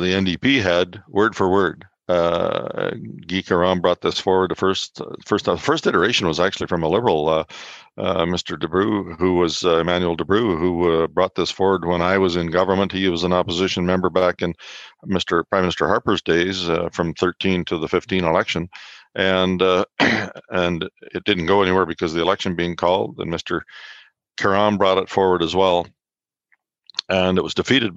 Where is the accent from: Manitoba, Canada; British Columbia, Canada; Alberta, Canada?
Manitoba, Canada; Souris or Elgin; I grew up in Souris or Elgin in that area.